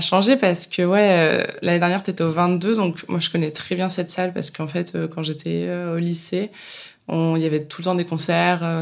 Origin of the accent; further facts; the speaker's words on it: Bourges, Centre-Val de Loire, France; Alors moi, je viens de Bourges, j'ai fait le printemps de Bourges, euh, j'ai 30 ans